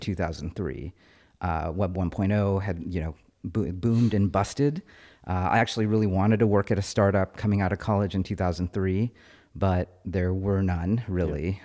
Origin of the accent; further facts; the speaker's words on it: Fremont, California, United States; I grew up in Fremont